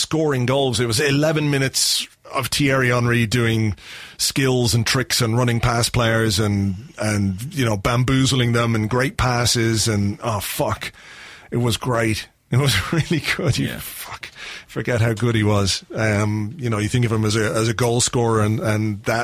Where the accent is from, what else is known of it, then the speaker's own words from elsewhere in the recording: Yorkshire and the Humber, United Kingdom; accent: Yorkshire; moved away; also born or lived in London / Dublin; I sounded like a good Yorkshire lad, because that's where we were living after we moved up from London.